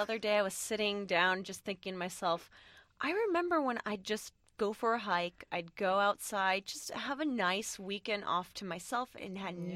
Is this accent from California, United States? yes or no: yes; San Francisco Bay Area, California, United States; this area where we're from the San Francisco Bay Area